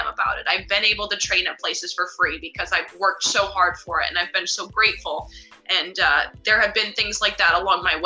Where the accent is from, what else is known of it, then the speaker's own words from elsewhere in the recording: United States; I'm an American tennis player